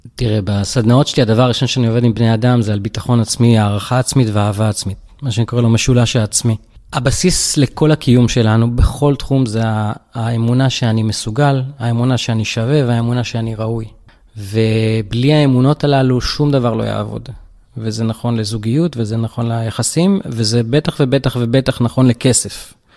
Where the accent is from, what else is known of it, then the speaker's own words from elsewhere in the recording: Tel Aviv-Yafo, Tel Aviv District, Israel; גדלתי ביפו ג'